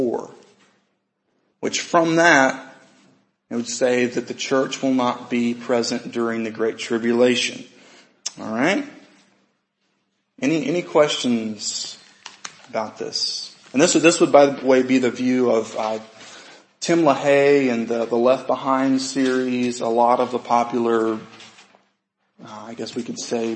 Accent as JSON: {"language": "English", "country": "United States", "said": "for us as American believers"}